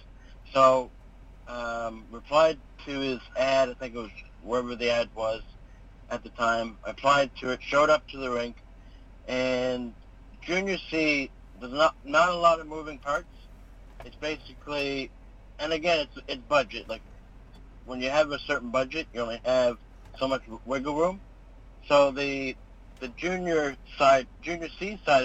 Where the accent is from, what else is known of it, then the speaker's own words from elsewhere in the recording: Lower Sackville, Nova Scotia, Canada; I grew up in Lower Sackville, so I grew up watching the Blazers